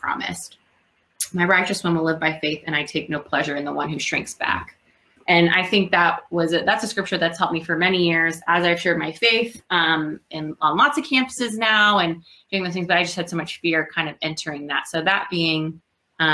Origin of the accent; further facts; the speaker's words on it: New York, New Jersey, Northeast, United States; moved away as an adult; also born or lived in Georgia; now in Chicago, United States; I'm from the Northeast, New York, New Jersey